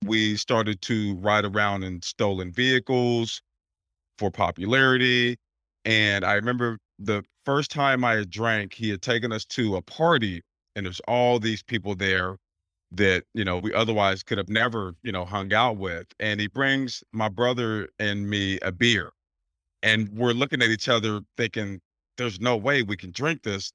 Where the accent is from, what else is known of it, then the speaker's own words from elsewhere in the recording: Portland, Oregon, United States; moved away as an adult; now in Pennsylvania, United States; I'm born and raised in Portland, Oregon, so I've only been out here several months